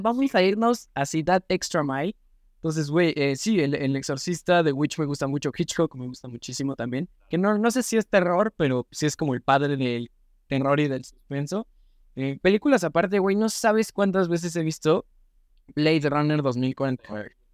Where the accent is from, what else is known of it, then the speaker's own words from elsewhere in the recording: Mexico; soy mexicano